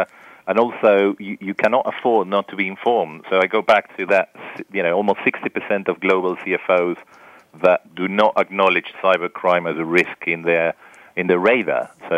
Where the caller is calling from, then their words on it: Buenos Aires, Argentina; I'm calling from Buenos Aires, Argentina, although my accent is not really from there.